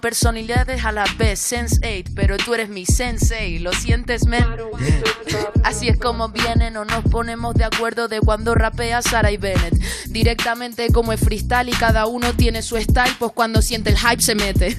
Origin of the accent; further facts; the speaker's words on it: Canary Islands, Spain; lo siguiente viene de mi tierra